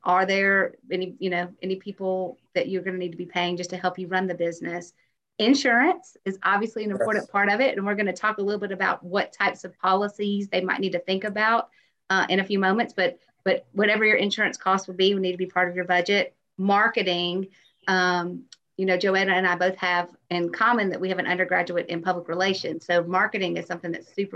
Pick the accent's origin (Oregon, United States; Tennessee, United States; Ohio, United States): Tennessee, United States; moved away as an adult; also born or lived in Atlanta, Georgia; now in Auburn, United States; I am from Tennessee originally